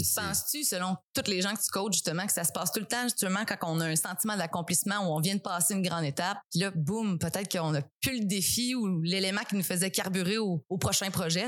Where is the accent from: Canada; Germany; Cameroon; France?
Canada; Matane, Quebec; je viens de Matane principalement